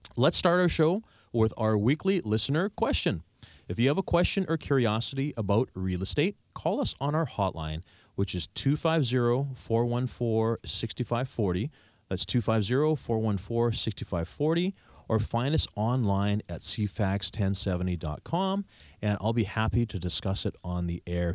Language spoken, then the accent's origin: English; Victoria, British Columbia, Canada; I'm from here. I'm born and raised in Victoria